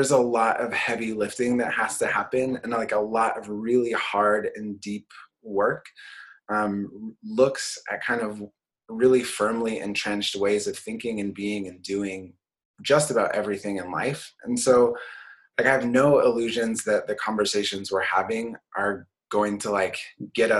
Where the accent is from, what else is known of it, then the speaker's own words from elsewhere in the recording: Portland, Oregon, United States; So I grew up in Portland. I grew up in inner city Portland.